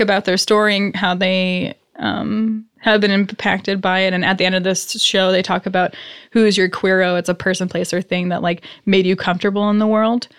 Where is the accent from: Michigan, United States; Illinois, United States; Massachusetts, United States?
Massachusetts, United States; Worcester; I'm from Worcester